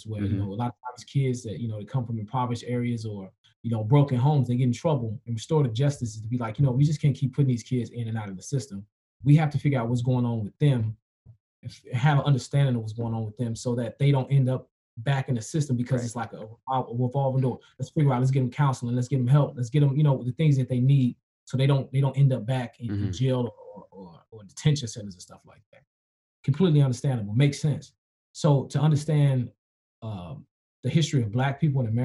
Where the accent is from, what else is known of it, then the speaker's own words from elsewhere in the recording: Chicago, Illinois, United States; I grew up in Logan Square